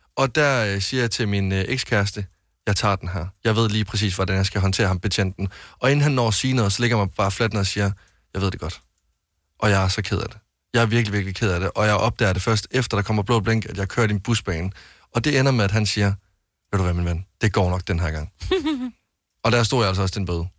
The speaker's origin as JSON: {"language": "Danish", "town": "Varde", "region": "Southern Denmark", "country": "Denmark", "said": "jeg havde en del kammerater hjemme i Varde"}